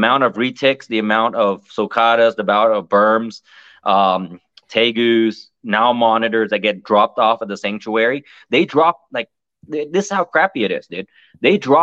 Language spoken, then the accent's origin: English; United States; As an American